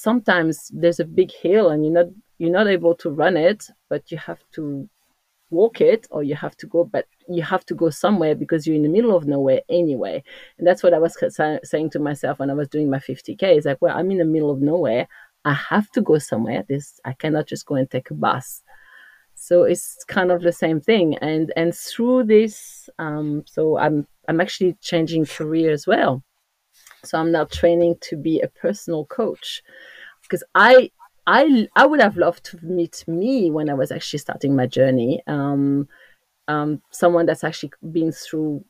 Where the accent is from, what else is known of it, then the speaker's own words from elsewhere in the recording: Corsica, France; accent: French; English is a second language; moved away; as you can hear from my accent, I'm French, but I come from the most beautiful island in the world, of course, is Corsica.